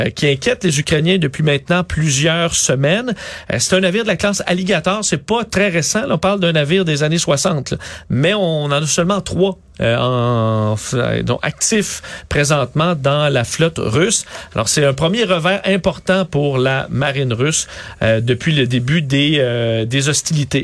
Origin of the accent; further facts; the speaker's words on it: Quebec City, Quebec, Canada; je viens de Québec